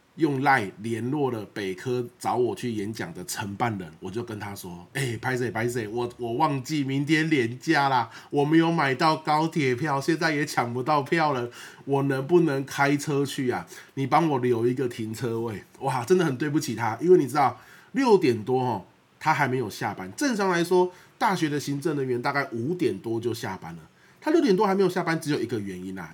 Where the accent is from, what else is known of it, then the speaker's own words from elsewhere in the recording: Xinpi, Pingtung County, Taiwan; moved away; 屏东是我的故乡